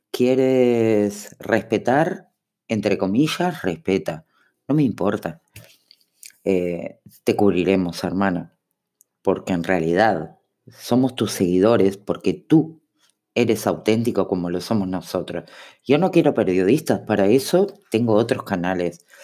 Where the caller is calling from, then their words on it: Uruguay; Hola araña … de Uruguay, ¿cómo andas?